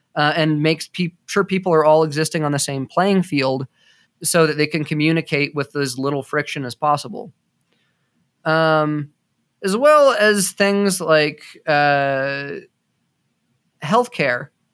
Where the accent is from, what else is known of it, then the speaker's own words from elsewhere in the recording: United States; I'm an American